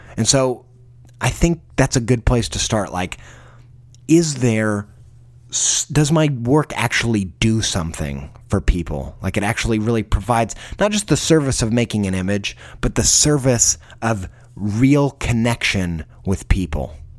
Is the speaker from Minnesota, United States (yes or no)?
no; Indiana, United States; I grew up in Indiana.